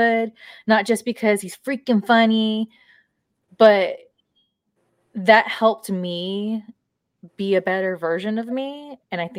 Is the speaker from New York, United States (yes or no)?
no; Southern California, United States; I grew up in SoCal